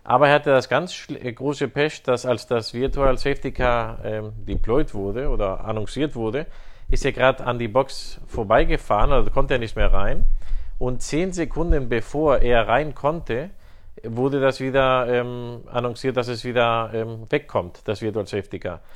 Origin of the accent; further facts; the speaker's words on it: Spain; als Spanier